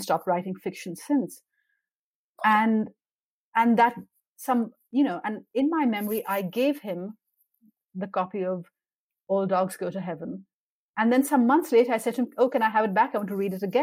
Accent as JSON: {"language": "English", "country": "Pakistan", "tie": "born or raised there", "said": "I grew up in Pakistan at a time when there was military dictatorship"}